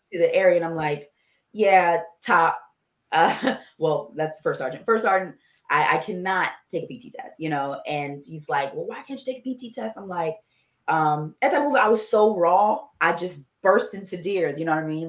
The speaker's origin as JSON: {"language": "English", "town": "Coatesville", "region": "Pennsylvania", "country": "United States", "tie": "born or raised there", "said": "I grew up in Coatesville, Pennsylvania, very small city"}